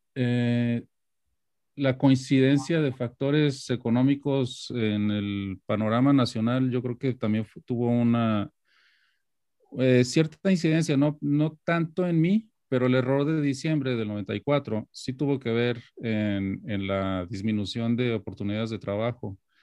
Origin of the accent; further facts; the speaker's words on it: Guadalajara, Jalisco, Mexico; moved away as an adult; now in New York, United States; haber nacido y crecido en Guadalajara